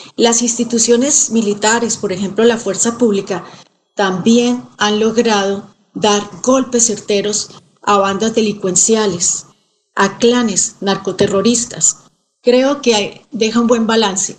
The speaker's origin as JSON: {"language": "Spanish", "country": "Colombia", "said": "una colombiana que ha estado pendiente siempre de las noticias"}